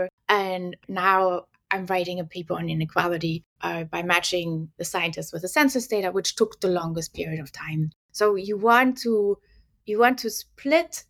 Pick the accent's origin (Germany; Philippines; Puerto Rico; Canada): Germany; now in United States; I'm from Germany, and I'm in the United States.